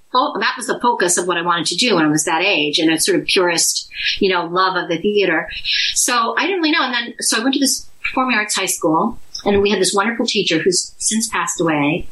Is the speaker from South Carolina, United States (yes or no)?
yes; Greenville, South Carolina, United States; also born or lived in Louisville, Kentucky; I was born in Louisville, Kentucky, but then I did most of my growing up in Greenville, South Carolina